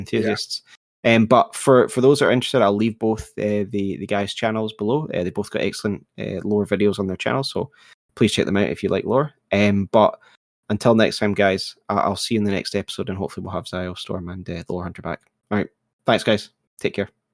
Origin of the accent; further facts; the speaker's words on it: United Kingdom; I'm British